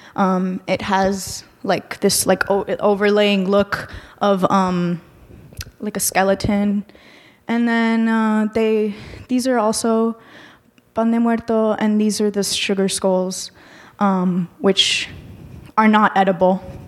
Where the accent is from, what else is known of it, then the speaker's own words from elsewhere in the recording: Miami, Florida, United States; moved away as an adult; now in Chicago, United States; I come from Miami, so there is a significant Mexican population there